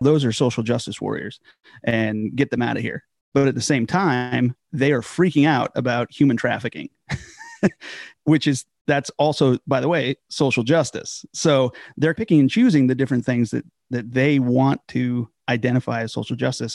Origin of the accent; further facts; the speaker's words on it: Southern California, United States; moved away as an adult; now in Virginia, United States; a village church out in Southern California. So from there, I grew up in the Foursquare Church primarily